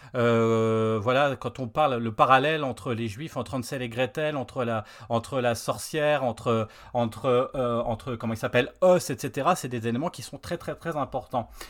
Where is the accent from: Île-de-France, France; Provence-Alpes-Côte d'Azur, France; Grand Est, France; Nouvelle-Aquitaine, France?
Grand Est, France; Lorraine; on est Lorrain